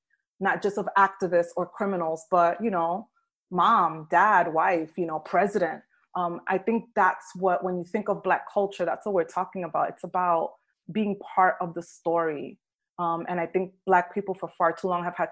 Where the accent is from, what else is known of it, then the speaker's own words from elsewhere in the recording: New York City, New York, United States; moved away as an adult; also born or lived in Tennessee; now in Tampa, United States; I grew up in New York City, and Black people were referred to as African-American. And then I moved to Tennessee